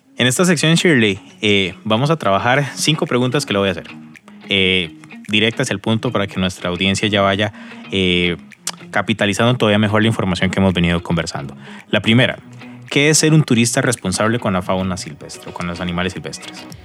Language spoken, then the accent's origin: Spanish; Costa Rica; como costarricense